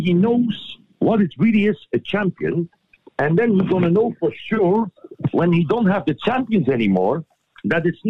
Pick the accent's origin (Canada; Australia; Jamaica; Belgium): Belgium; Flanders Fields; we are from Flanders Fields